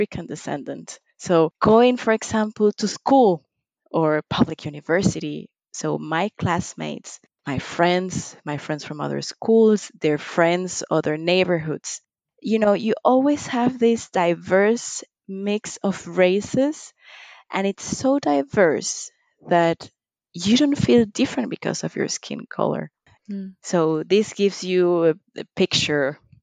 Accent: Panama

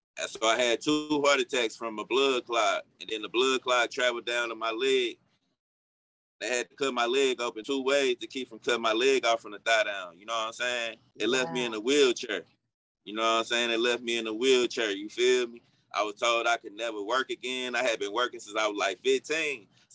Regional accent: Centreville, Illinois, United States; And I'm from Centerville. In the last 5 years, Centerville was like the poorest city in America.

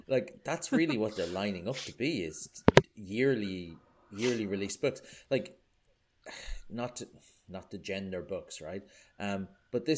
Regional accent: Ireland; as an Irish person

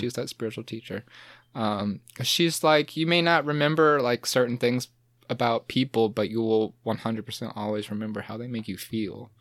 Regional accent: Midway, Georgia, United States; now in Savannah, United States; I grew up in Midway

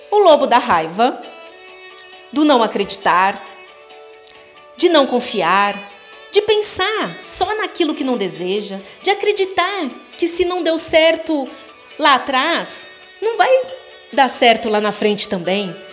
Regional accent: São Paulo, Brazil; now in Varginha, Brazil; E há 16 anos vim de São Paulo para Varginha, onde moro atualmente.

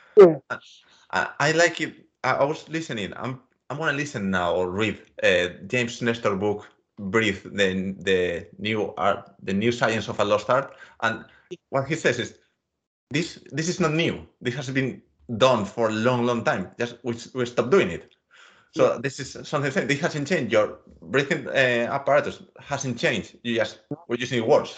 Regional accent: Mediterranean coast, Spain; I come from the Mediterranean coast of Spain

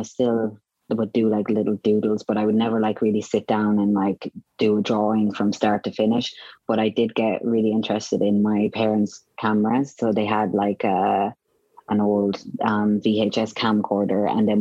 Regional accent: Roscrea, Munster, Ireland; moved away; Ross Gray. So it's just a very small town

